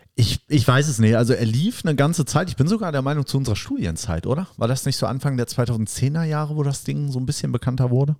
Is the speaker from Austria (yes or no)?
no; West Germany, Germany; jetzt als Westdeutscher